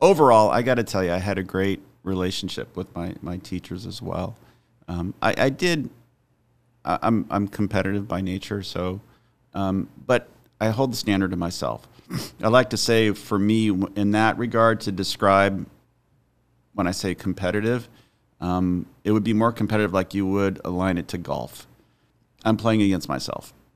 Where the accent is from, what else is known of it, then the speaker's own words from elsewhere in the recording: Highland, California, United States; I grew up in, in Highland, so it's on the, I guess it would be the, the east part of the San Bernardino Valley